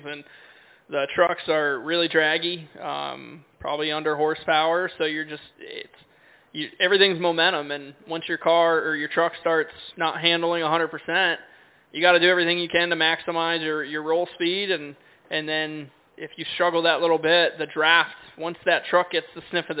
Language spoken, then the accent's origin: English; Connecticut, United States; I grew up in the Northeast in Connecticut racing 3 or 4 or 5 days a week